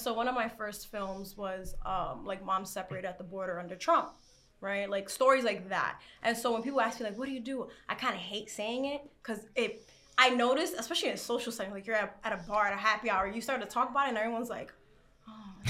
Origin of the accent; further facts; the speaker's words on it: New York City, New York, United States; I'm from the Bronx